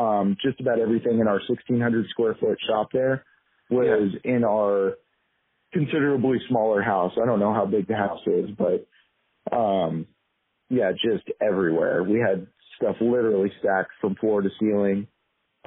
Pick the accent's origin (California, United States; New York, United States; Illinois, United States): California, United States; Southern; I grew up in Southern California